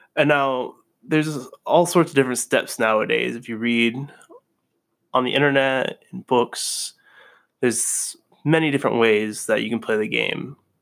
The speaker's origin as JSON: {"language": "English", "region": "Vermont", "country": "United States", "also_born_or_lived": "New Haven", "moved": "yes", "said": "I'm originally from Vermont."}